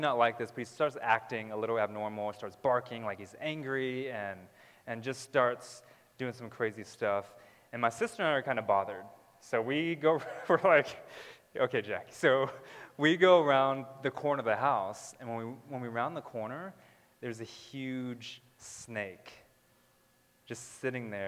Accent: Southern California, United States; I was born in California. Southern California. We lived in multiple places in Southern California, and then when I was around three or four, we lived in this desert. And it was outside of the LA area

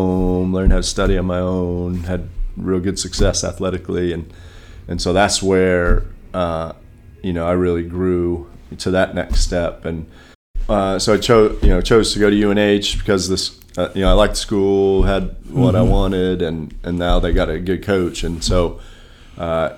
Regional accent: Farmington, Maine, United States; moved away; also born or lived in Delaware; I grew up in Farmington, Maine

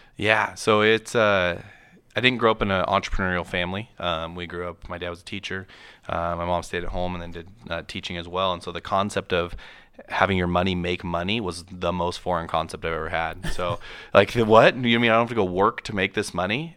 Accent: Moses Lake, Washington, United States; I grew up in Moses Lake, Washington

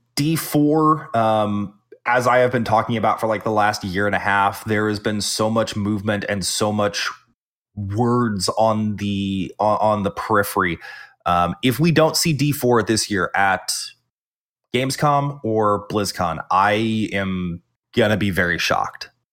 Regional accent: the South, United States; I'm the Southerner

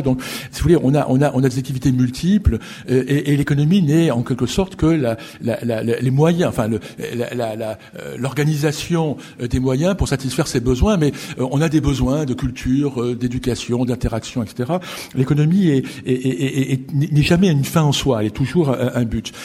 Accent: France; chez nous en France

